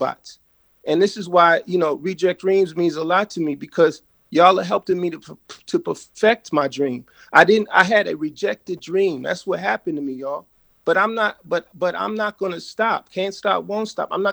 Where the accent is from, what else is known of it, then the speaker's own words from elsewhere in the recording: New York City, New York, United States; also born or lived in Freeport, Long Island, New York; Grew up in Brooklyn and Freeport, Long Island